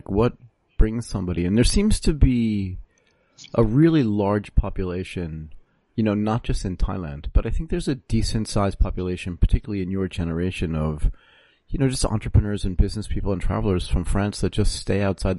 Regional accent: United States; moved away as an adult; I left the United States in 1990. I'd never expected to not go back, and I'm never going back now. So it's been almost 30 years for me, 27 outside the country.

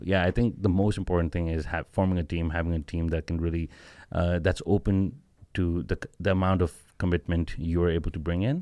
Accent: Pakistan; originally we are all from Pakistan

